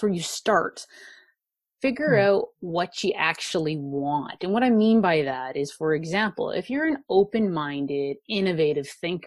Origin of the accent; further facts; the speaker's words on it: Vancouver, British Columbia, Canada; I am from Vancouver, Canada.